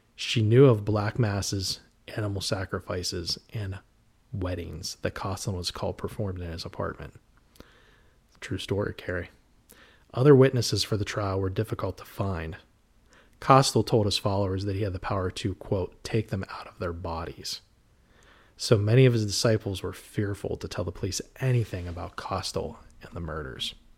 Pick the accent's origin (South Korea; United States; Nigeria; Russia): United States; New Castle, Pennsylvania; where I grew up in Newcastle, Pennsylvania